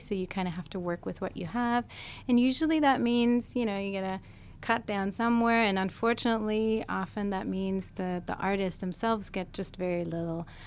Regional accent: Germany; moved away as an adult; also born or lived in California / Bay Area / Los Angeles; now in Seattle, United States; I'm actually originally from Europe. I was born in Germany, moved to California initially

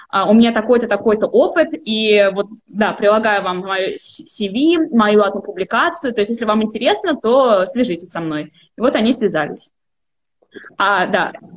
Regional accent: Almetyevsk, Tatarstan, Russia; moved away; я сама из Альметьевска. Это такой, э, городок в Республике Татарстан

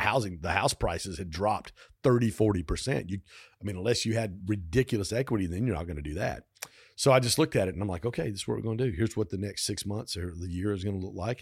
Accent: Pontiac, Michigan, United States; I grew up in Pontiac. Dad worked, worked, worked for General Motors

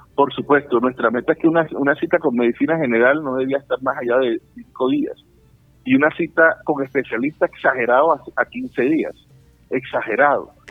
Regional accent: Colombia; como colombianos

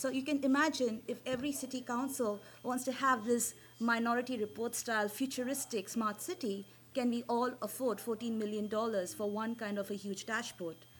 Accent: India; as an Indian, I speak very fast.

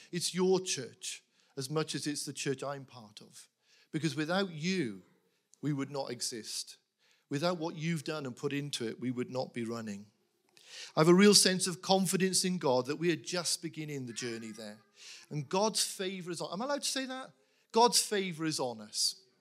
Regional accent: Wales, United Kingdom; I was brought up in a Welsh chapel. We spoke Welsh.

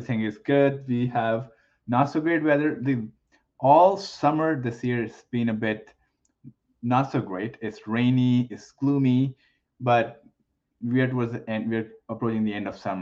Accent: India; moved away as an adult; now in Canada; I was born and raised in India. I moved to Canada almost, I think, 18 years ago at this point.

